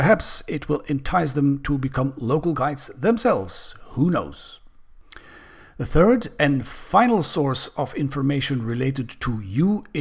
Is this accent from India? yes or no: no; Belgium; Belgium, my home country